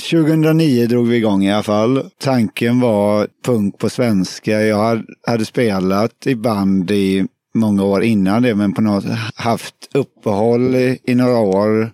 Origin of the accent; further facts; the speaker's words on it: Alingsås, Västra Götaland, Sweden; Jag kommer från Alingsås